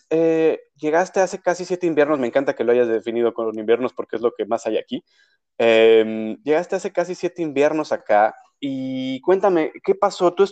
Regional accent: Mexico City, Mexico; accent: cantadito

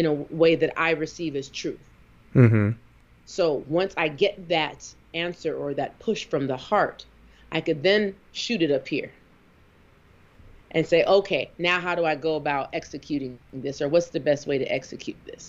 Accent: the West, United States; moved away; also born or lived in the South; I was raised on the West

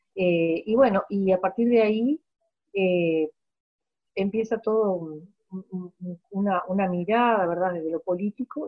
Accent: Maldonado, Uruguay; moved away as an adult; also born or lived in Montevideo; soy una hija de Maldonado. Eh, yo nací en esta ciudad

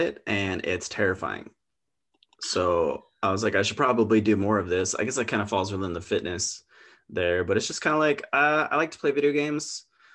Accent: Twin Lakes, Idaho, United States; I grew up in Twin Lakes, which is just like a rock's throw away from Coeur d'Alene.

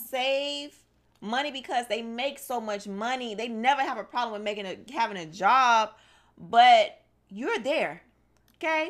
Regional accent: Miami, Florida, United States; I'm from Miami, born and raised

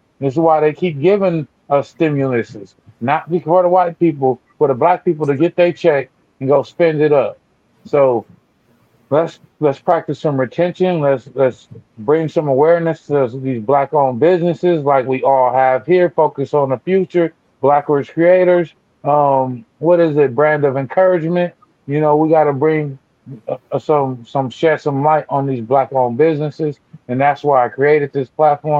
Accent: Pasadena, California, United States; I come from Pasadena

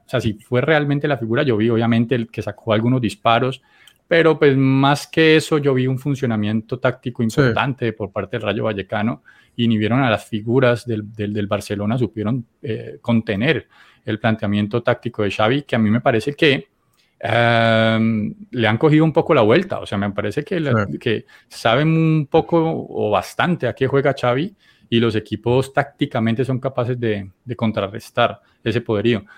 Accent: Colombia

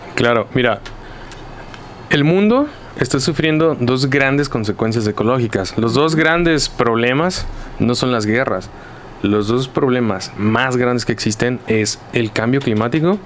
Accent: Zapopan, Jalisco, Mexico; Zapopan, de donde yo vengo, donde yo trabajo

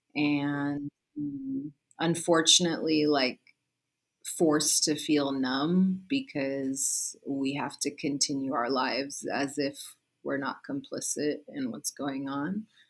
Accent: San Francisco, California, United States; born and raised in the Mission District

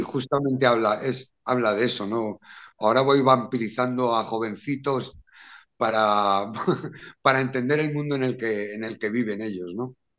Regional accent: Madrid, Community of Madrid, Spain; Y vivíamos en, en, un barrio que hay en Madrid que es muy, muy castizo, muy popular, que se llama Lavapiés.

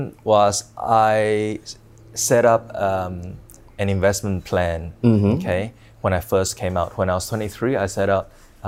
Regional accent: Australia; growing up in Australia

